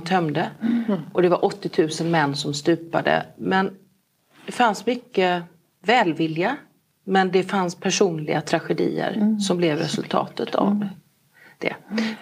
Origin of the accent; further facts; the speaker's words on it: Falkenberg, Halland County, Sweden; also born or lived in Kungsbacka / Halmstad; jag är ju född i Kungsbacka, uppväxt i Falkenberg, jag har gått gymnasiet i eh, Halmstad